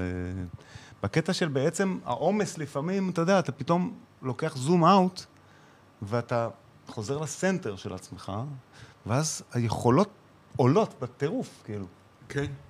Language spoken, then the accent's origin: Hebrew; Israel; moved away as an adult; ילד ישראלי